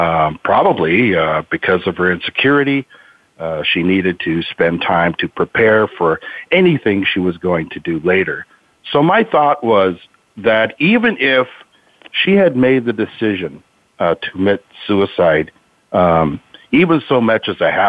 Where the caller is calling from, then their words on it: Marysville, Washington, United States; Marysville, Washington.